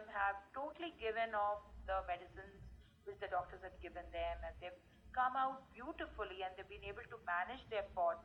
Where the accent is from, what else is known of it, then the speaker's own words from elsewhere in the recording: India; I come from India